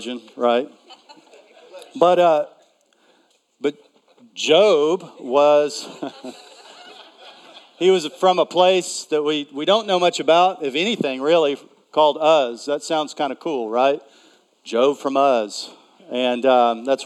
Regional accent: East Texas, United States; I am a Texan, and I grew up. I was a member of the Junior Simmental Association. And so, believe it or not, I've lived in cities for a long time, but I'm really from East Texas, and we had cows, and I had a herd

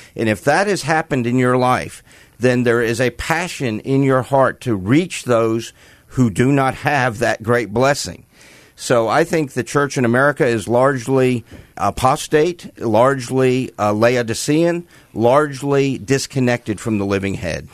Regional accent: New York metropolitan area, United States; I grew up in New York, the New York metropolitan area.

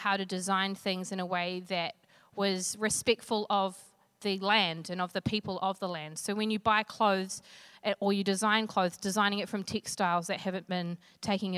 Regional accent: Flaxmere, Hawke's Bay, New Zealand; I come from Flaxmere in Hawke's Bay.

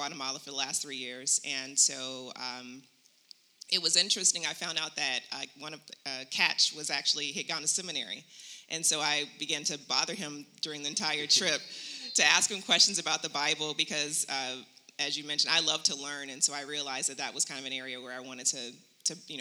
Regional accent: Chicago, Illinois, United States; moved away as an adult; now in Phoenix, United States; I'm from Chicago, Illinois

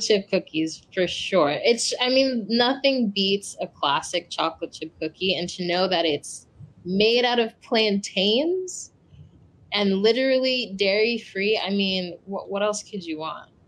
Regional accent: United States; I'm from Ghana. Um, I'm West African, but I was born and raised here in the States

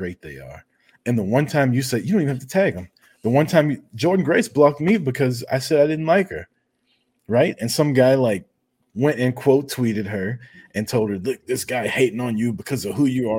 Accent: Kansas City, Missouri, United States; now in Atlanta, United States; I live in Atlanta now. I was born in Kansas City, Missouri

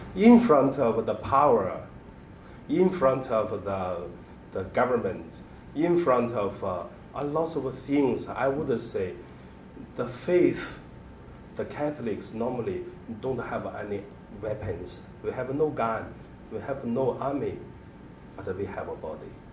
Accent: China; born or raised there; moved away

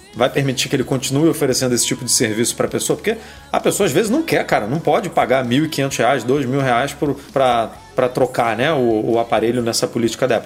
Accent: Rio de Janeiro, Brazil; eu sou do Rio

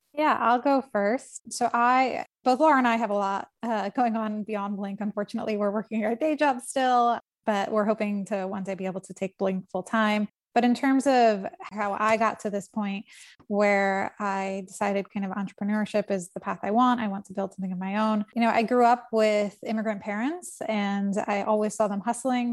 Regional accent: United States; born or raised there; now in New York, United States

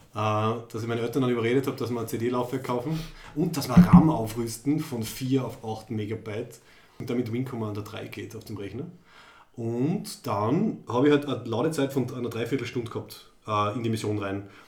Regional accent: Graz, Styria, Austria; Wir sind aus Graz in Österreich

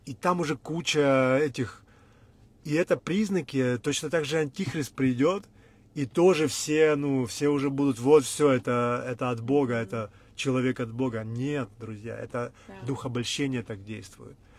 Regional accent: Ukraine; Мы всю жизнь говорили на русском, мы вообще из Украины

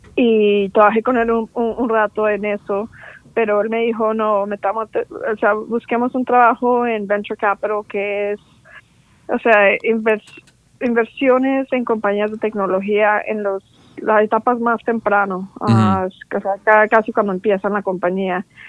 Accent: Orlando, Florida, United States; also born or lived in Bogotá, Colombia; now in San Francisco, United States; Yo nací en Bogotá, Colombia, y vine con mi familia. Como a los siete años tenía yo cuando emigramos a Estados Unidos, a la Florida. Y, me, crecí ahí en, Orlando, Florida, hasta college

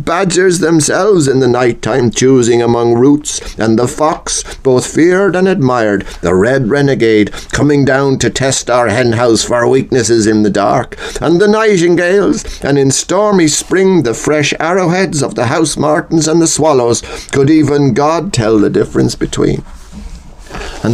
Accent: Ireland

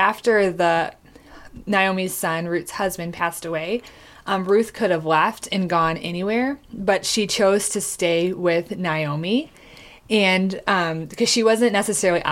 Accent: Michigan, United States; moved away as an adult; also born or lived in Tulsa, Oklahoma; I grew up in Michigan

